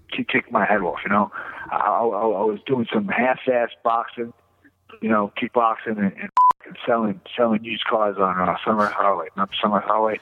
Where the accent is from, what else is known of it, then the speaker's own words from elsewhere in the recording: New York, United States; I was from New York.